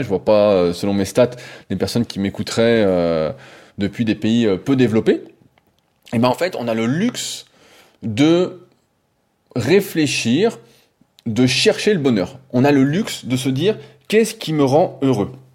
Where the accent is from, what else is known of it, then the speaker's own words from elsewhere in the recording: France; accent: French; j'ai l'accent français